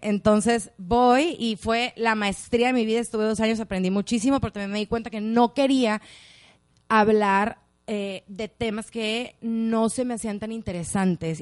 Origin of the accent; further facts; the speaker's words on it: Culiacán, Sinaloa, Mexico; también soy de Culiacán